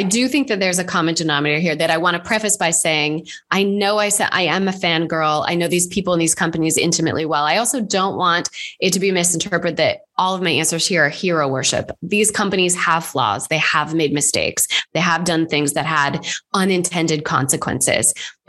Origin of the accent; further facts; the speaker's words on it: United States; Again, I know I'm very American. So we have a much higher tolerance for just letting stuff kind of find its place before trying to control it too much. It's very cowboy culture, I know.